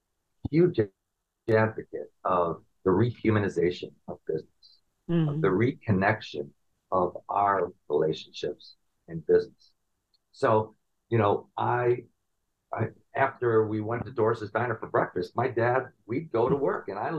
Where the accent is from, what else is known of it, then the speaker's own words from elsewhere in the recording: Chicago, Illinois, United States; moved away as an adult; also born or lived in New York; I grew up in the Chicagoland area.